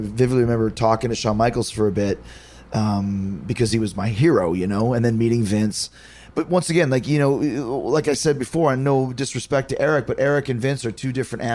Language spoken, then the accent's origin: English; Winnipeg, Manitoba, Canada; I grew up in Winnipeg